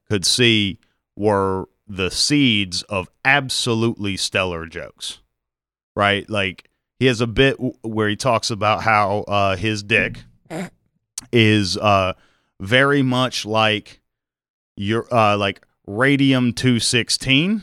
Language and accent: English; Mobile, Alabama, United States; I grew up in Mobile